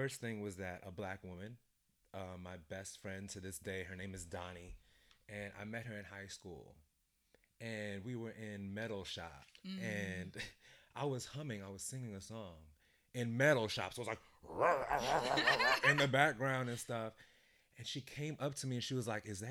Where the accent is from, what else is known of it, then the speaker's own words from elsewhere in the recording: New York City, New York, United States; I'm from Brooklyn, but my family is Jamaican